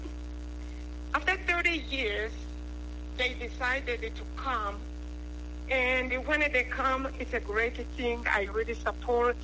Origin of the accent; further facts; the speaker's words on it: Rwanda; accent: Rwandan; now in United States; I am from Rwanda